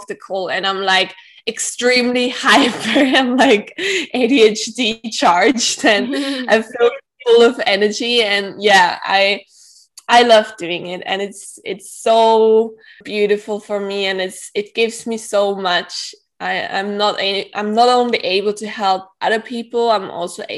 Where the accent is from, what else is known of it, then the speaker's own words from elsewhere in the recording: Austria; also born or lived in Manly, Australia; I grew up in Austria, and I live in Vienna at the moment, but I used to live in Australia as well